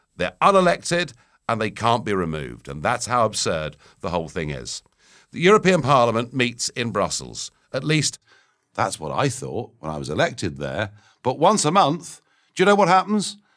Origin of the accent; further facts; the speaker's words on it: United Kingdom; my rights as a British citizen